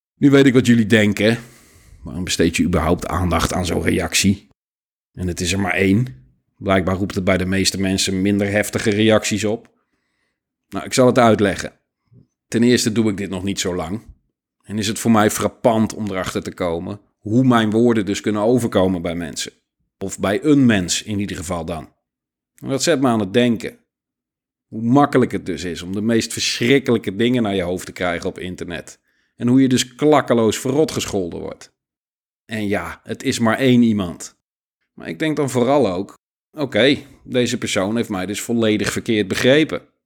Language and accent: Dutch; Netherlands; als Nederlanders